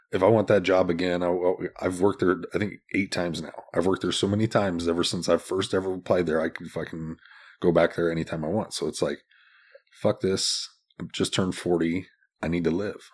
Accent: Des Moines, Iowa, United States; also born or lived in Omaha; Born and raised in Des Moines

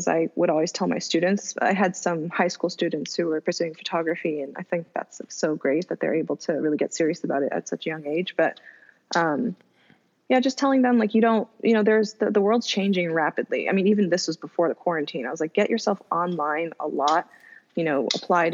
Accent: Southern California, United States; also born or lived in Japan; Born in a California native, in NorCal, raised in SoCal.

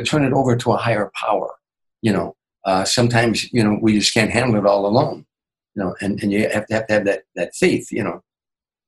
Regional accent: Chicago, Illinois, United States; moved away; my hometown, Chicago

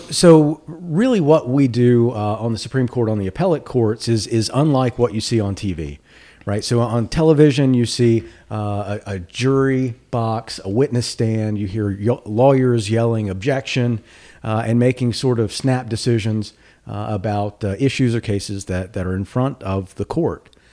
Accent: Danville, Virginia, United States; now in North Carolina, United States; We grew up in Danville.

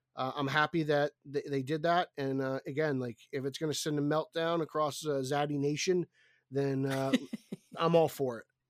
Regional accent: New Jersey, United States; in my home state

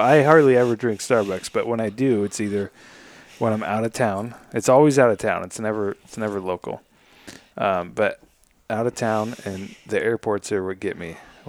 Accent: United States; I'm American.

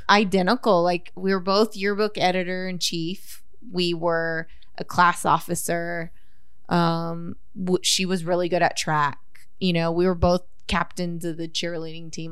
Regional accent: Corpus Christi, Texas, United States; We grew up in Flower Bluff

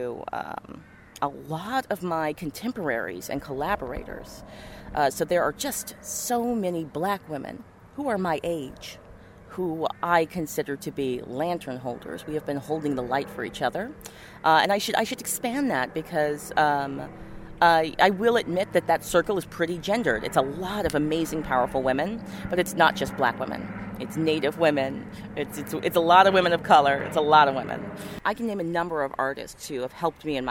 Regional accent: Missoula, Montana, United States; moved away; also born or lived in Memphis, Tennessee; I was born in Memphis, Tennessee, but I was raised in Missoula, Montana

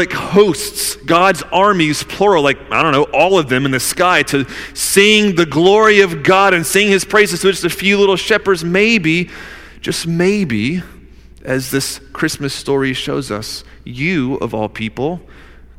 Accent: Newnan, Georgia, United States; I was born in Noonan, Georgia

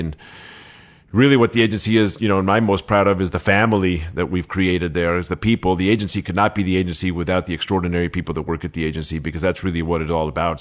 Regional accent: Los Angeles, California, United States; also born or lived in Mexico City, Mexico; I was born in Mexico City. I moved to Los Angeles at six years old, seven years old.

